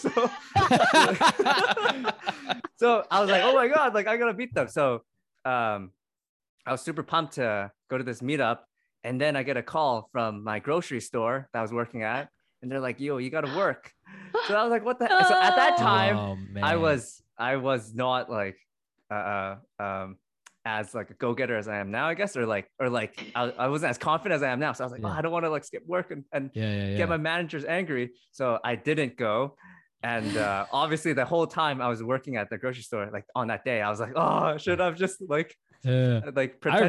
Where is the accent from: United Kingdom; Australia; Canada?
Canada; I talked a lot about the identity of being Asian Canadian, Chinese Canadian, and also like the struggles of that.